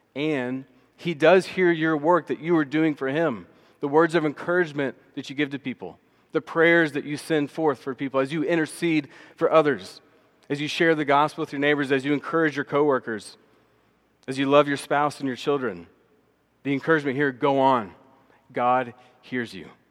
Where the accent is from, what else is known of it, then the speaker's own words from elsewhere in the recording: Austin, Texas, United States; also born or lived in Dallas, Texas; I grew up in Austin, Texas, came to faith at about age ten or eleven